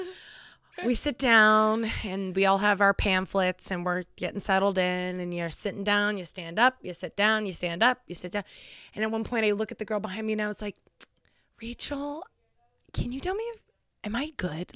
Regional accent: Concord, New Hampshire, United States; I'm graduating from Concord High, also known as the Crimson Tide

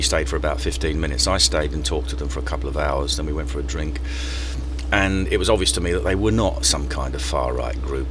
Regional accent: London, United Kingdom; also born or lived in Mile End / Stratford / Forest Gate; I come from East London. I grew up on the Isle of Dogs, Mile End, lived in Stratford, still live in Forest Gate.

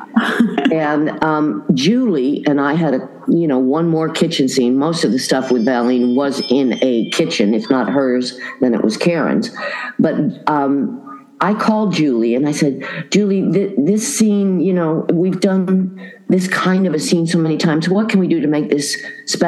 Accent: Boulder, Colorado, United States; I grew up in Boulder, Colorado

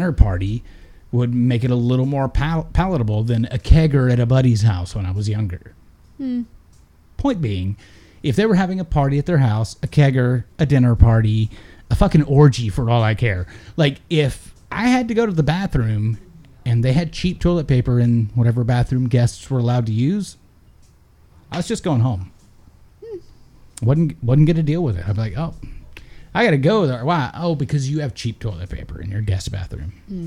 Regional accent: Texas, United States; growing up in Texas

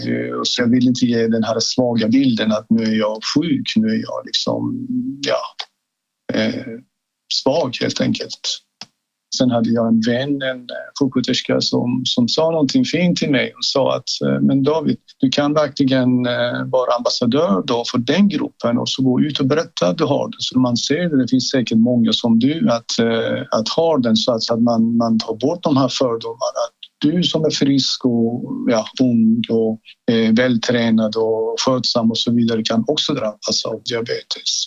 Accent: Iran; now in Sweden; Jag kommer ursprungligen från Iran

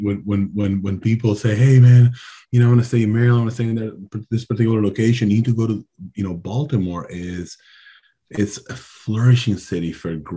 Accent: Dominican Republic; moved away; I am from the Caribbean

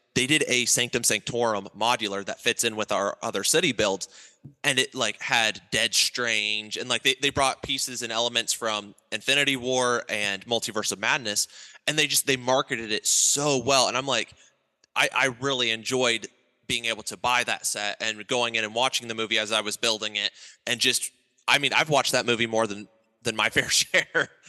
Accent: Ohio, United States; I grew up in Ohio

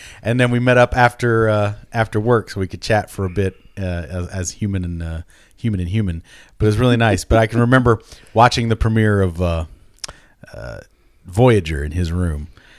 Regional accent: Richmond, Kentucky, United States; now in Las Vegas, United States; A woman from my hometown won that contest. Did she really? A woman from Richmond, Kentucky won that contest. Mm-hmm. That was before I'd come to Vegas.

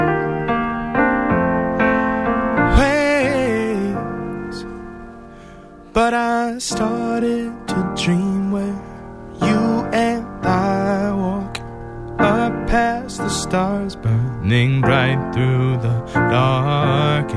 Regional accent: St. Louis, Missouri, United States; now in Boston, United States; I'm originally from St. Louis, Missouri, but I've been in Boston since 2008.

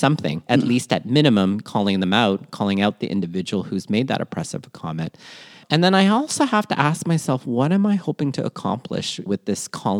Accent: Philippines; it has to do, too, with being Filipino, in the sense that being in the Philippines, there's a long tradition of pearl diving.

